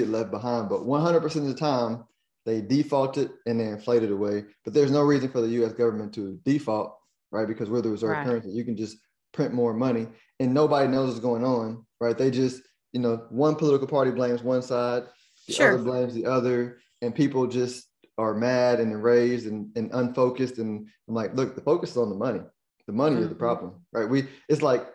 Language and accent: English; United States; me as an American